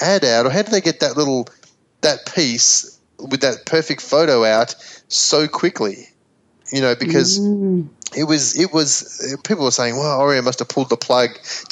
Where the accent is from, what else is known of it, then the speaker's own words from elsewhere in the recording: Melbourne, Victoria, Australia; moved away; my hometown in Melbourne